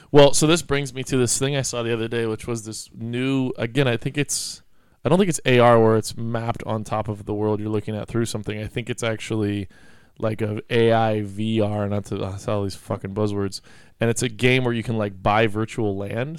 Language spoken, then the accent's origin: English; Mendocino, California, United States; growing up in Mendocino